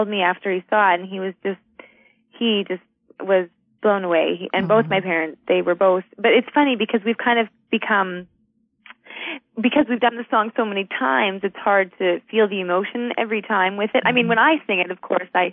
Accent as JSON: {"language": "English", "country": "Canada", "said": "I'm a Canadian"}